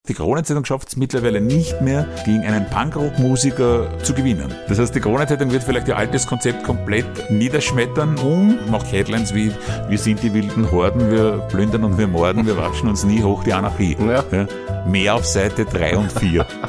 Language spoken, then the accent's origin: German; Austria; bei uns in Österreich